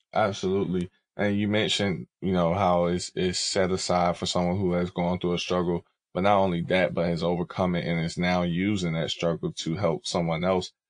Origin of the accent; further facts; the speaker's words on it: the South, United States; moved away; I'm from down south